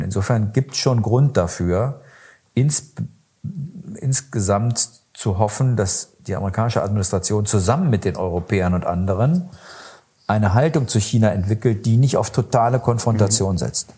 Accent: Germany; bei uns in Deutschland

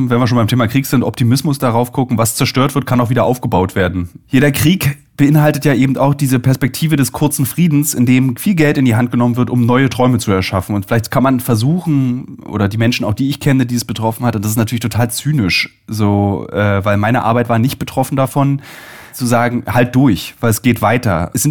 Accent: Berlin, Germany; So, also ich bin ja Berliner

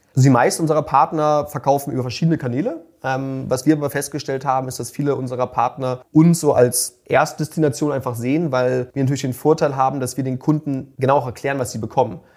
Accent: Hamburg, Germany; now in Vienna, Austria; ich bin Deutscher, ursprünglich aus Hamburg

